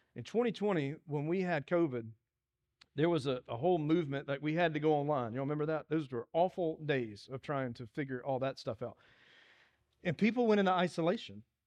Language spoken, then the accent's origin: English; Dillon, South Carolina, United States; moved away; When people ask where I'm from, I'm, I'm, tell people I'm from Dillon, 'cause that's where I'm from.